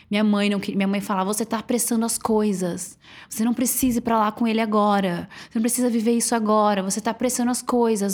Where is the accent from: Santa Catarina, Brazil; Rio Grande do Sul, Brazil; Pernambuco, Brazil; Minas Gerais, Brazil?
Santa Catarina, Brazil; Florianópolis; moved away as an adult; now in São Paulo, Brazil; eu sou de Floripa